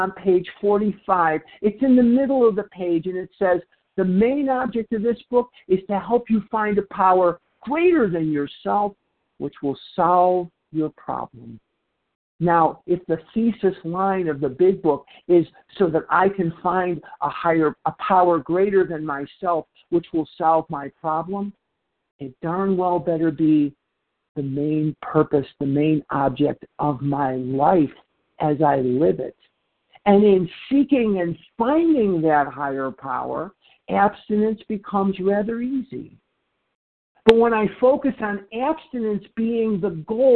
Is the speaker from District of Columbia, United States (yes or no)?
no; Chicago, Illinois, United States; now in Phoenix, United States; I'm born and raised in Chicago, Illinois.